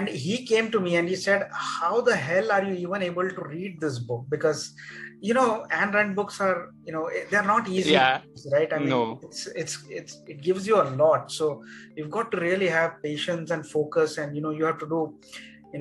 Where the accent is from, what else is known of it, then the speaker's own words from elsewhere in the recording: Mumbai, Maharashtra, India; I grew up in Mumbai those days